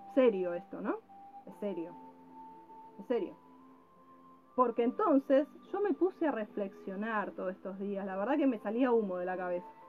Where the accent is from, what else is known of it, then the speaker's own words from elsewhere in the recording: Argentina; now in Mexico; soy argentino.